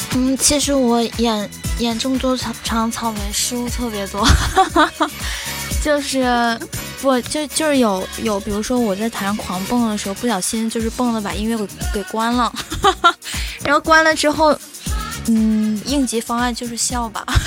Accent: Jilin, China; 我是来自吉林省的

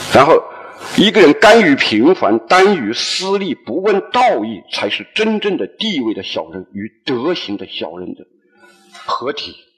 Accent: Hunan, China; now in Guangzhou, China; 我们湖南人在一块基本上就是打牌、赌博

